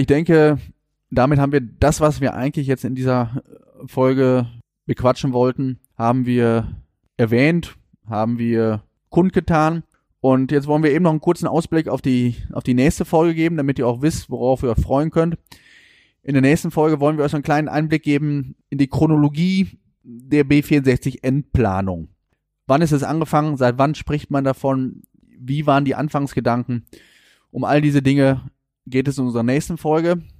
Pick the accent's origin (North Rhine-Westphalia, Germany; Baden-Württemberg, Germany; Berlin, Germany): North Rhine-Westphalia, Germany; Warendorf; Ich bin also wirklich mitten in der Innenstadt groß geworden